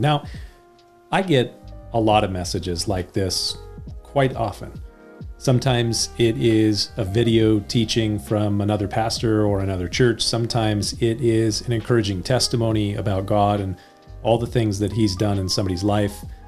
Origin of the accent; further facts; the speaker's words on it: United States; also born or lived in California; I'm an American